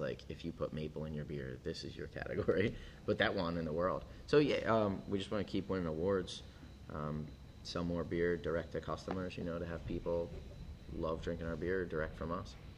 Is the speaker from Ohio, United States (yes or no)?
no; Philadelphia, Pennsylvania, United States; moved away as an adult; now in Portland, United States; I grew up in Philly, and you know, moved out here ten years ago